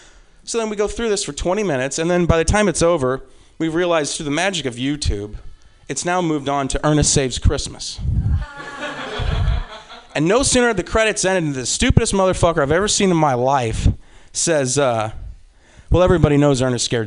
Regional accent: Midwest, United States; I'm a Midwesterner

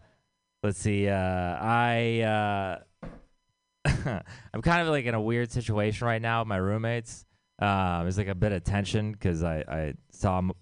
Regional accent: Texas, United States; I'm from Texas.

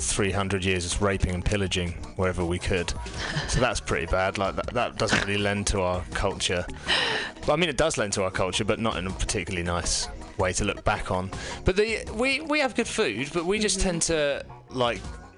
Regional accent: England, United Kingdom; We're close because I'm English, so.

